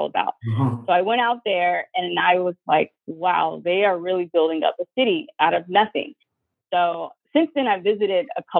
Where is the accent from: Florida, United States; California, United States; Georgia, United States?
Georgia, United States; Atlanta; moved away; also born or lived in New York; I'm originally from Atlanta, Georgia